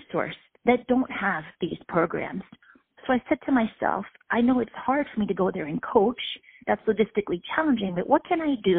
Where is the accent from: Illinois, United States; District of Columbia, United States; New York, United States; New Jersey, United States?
District of Columbia, United States; Washington; my hometown here in D.C.